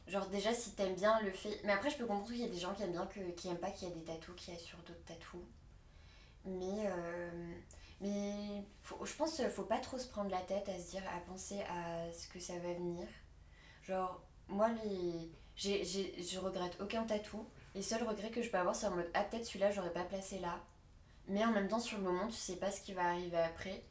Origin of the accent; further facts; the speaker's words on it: Paris region, Île-de-France, France; also born or lived in Asnières-sur-Seine / Rambouillet / Normandy; j'ai grandi genre sur Agnières sur Seine et après on est allé à Rambouillet du coup dans le 78 donc je suis toujours restée dans, dans région parisienne